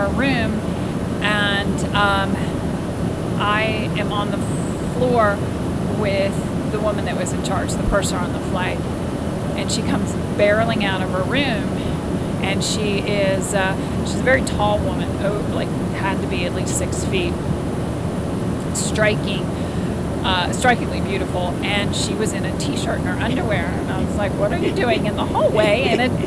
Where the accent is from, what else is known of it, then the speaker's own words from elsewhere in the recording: United States; I'm American